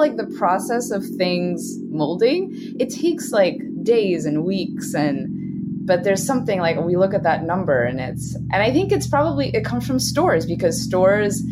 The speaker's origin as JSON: {"language": "English", "country": "Switzerland", "also_born_or_lived": "Brooklyn, New York", "moved": "yes", "lives_now": "New York, United States", "said": "I'm from Switzerland, and our national food, what we're known for around the world, is cheese"}